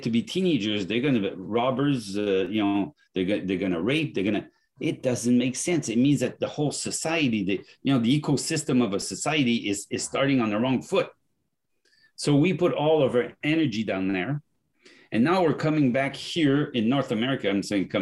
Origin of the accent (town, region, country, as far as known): France; accent: French; English is a second language; moved away